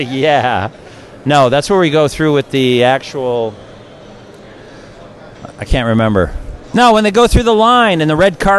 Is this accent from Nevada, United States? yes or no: no; Detroit, Michigan, United States; I'm from the Midwest.